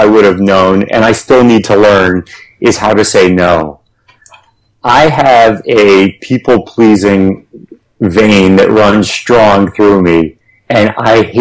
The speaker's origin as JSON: {"language": "English", "country": "United States", "said": "we as Americans, and we especially as American entrepreneurs and leaders"}